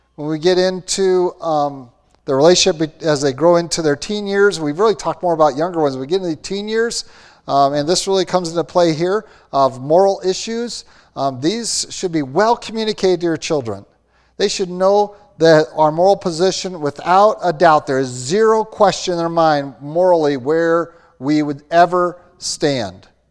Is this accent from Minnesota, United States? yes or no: yes; Austin, Minnesota, United States; I grew up in Austin, Minnesota, home of hormels